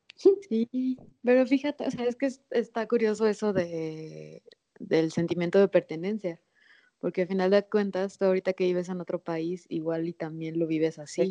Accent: Guamúchil, Sinaloa, Mexico; now in Mexico City, Mexico; de Sinaloa, de Guamuchil, donde nací.

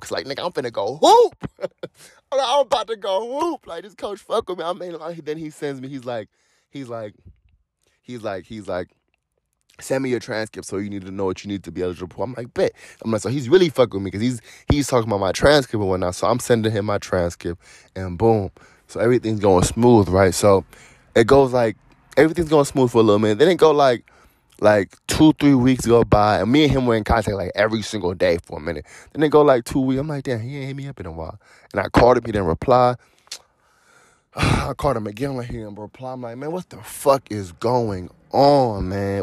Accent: Cleveland, Ohio, United States; moved away as an adult; I'm originally from Cleveland, Ohio

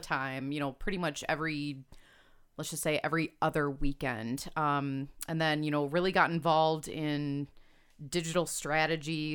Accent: Homer Glen, Illinois, United States; also born or lived in Hinsdale, Illinois; grew up in Homer Glen, Illinois

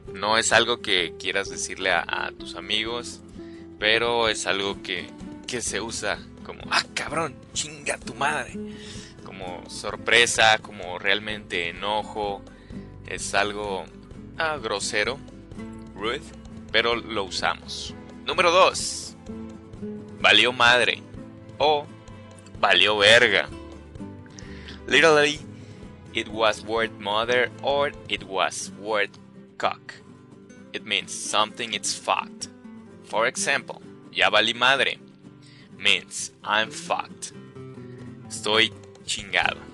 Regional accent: Mexico; estas expresiones que usamos como mexicanos

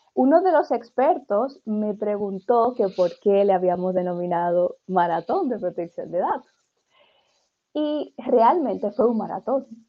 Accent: Dominican Republic; yo también soy dominicana

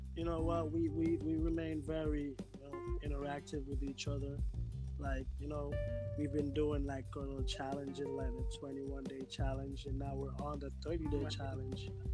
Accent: Montego Bay, Saint James, Jamaica; I'm from Jamaica, St. James, Montego Bay.

